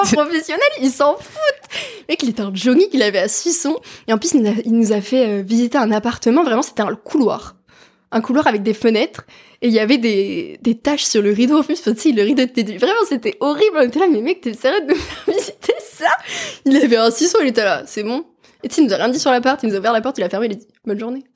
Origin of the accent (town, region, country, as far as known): France